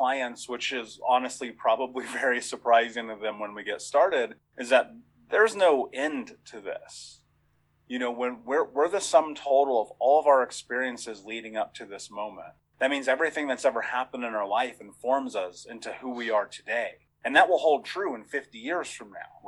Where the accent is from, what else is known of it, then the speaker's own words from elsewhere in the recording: Indiana, United States; I grew up in Indiana.